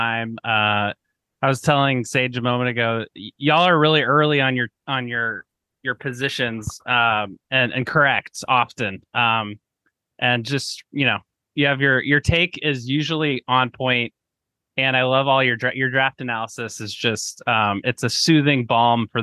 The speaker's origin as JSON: {"language": "English", "town": "Portland", "region": "Oregon", "country": "United States", "tie": "born or raised there", "said": "I'm from Portland originally, and went to a ton of games growing up"}